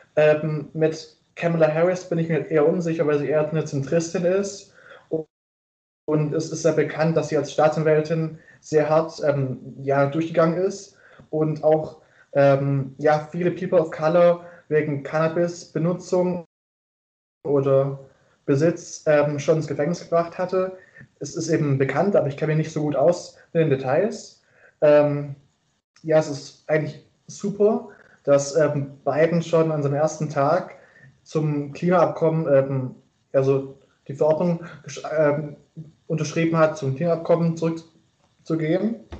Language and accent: German; Stuttgart region, Baden-Württemberg, Germany; moved away as an adult; now in Erfurt, Germany; ich komme ursprünglich aus der Stuttgarter Region